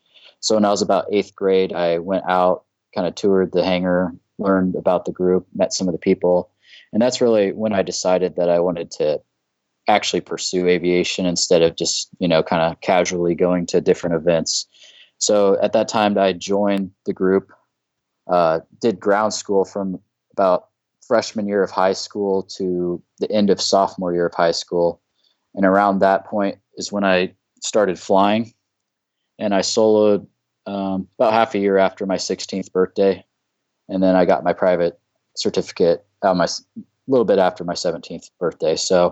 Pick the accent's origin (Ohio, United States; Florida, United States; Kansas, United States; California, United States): Kansas, United States; Topeka; moved away; I'm from Topeka, Kansas originally.